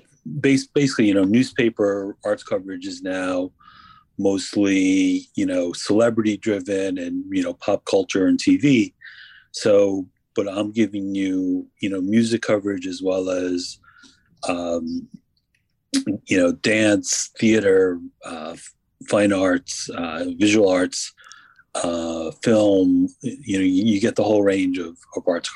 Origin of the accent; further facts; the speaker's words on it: New York metropolitan area, United States; also born or lived in New Jersey; I grew up in New Jersey and New York, various towns. So I've been in the New York, New Jersey area my whole life